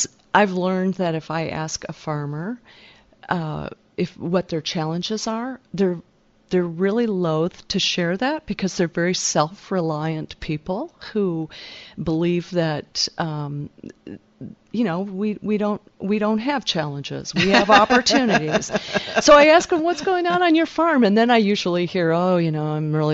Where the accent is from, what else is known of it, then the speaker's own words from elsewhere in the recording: Detroit, Michigan, United States; moved away; also born or lived in Silicon Valley; growing up in Michigan